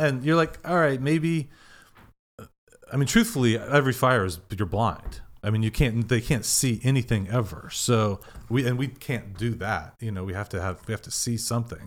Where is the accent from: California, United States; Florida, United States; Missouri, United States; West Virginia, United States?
Missouri, United States; Kansas City; moved away; also born or lived in Madison, Wisconsin / Deerfield, Illinois / Texas; grew up in Kansas City.